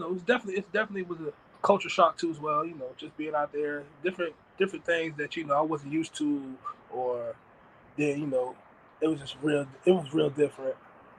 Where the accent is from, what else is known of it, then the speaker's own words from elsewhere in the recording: the South, United States; now in Nevada, United States; Me being me, born and raised in the South, coming out in Nevada, meeting a lot of West Coast guys, California guys